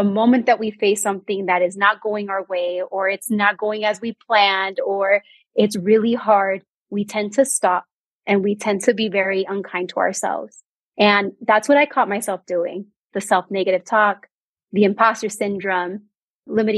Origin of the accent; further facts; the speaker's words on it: Bay Area, California, United States; moved away as an adult; now in New Mexico, United States; I am a Bay Area native